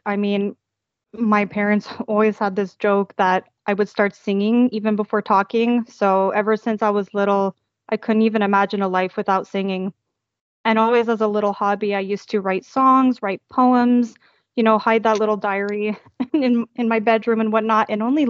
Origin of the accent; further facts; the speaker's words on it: Toronto, Ontario, Canada; now in Montreal, Canada; moved right back to Montreal, where I'm from Toronto to Montreal, just to make ends meet.